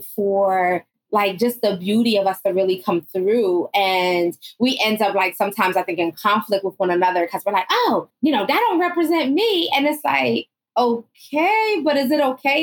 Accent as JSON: {"language": "English", "region": "Northeast", "country": "United States", "tie": "born or raised there", "said": "I grew up in the Northeast, and, you know, my mother is Southern born"}